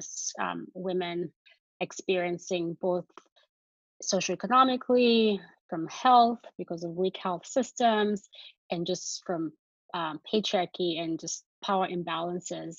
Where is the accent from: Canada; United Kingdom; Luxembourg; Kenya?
Kenya; moved away as an adult; now in San Francisco, United States; I was born and raised in Kenya